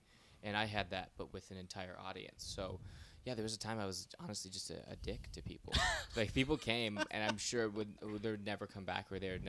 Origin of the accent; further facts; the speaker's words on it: Michigan, United States; I'm from Michigan.